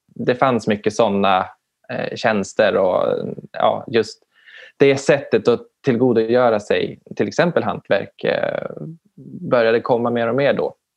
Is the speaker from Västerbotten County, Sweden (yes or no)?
yes; Umeå, Västerbotten County, Sweden; jag är ifrån Umeå-trakten